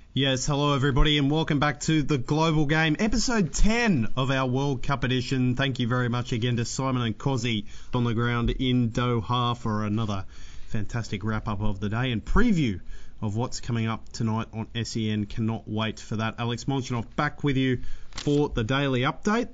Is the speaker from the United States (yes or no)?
no; Melbourne, Victoria, Australia; that's in Melbourne, you know, that's my hometown